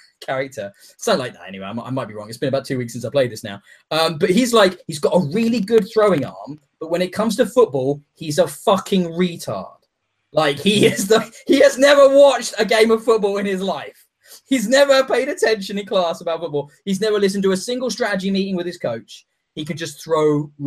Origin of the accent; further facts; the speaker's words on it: England, United Kingdom; I'm from England.